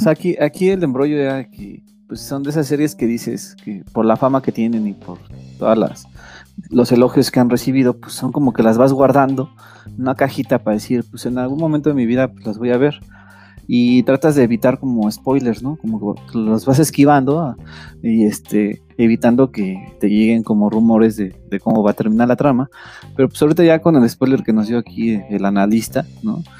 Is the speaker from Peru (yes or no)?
no; Mexico; nuestra cultura mexicana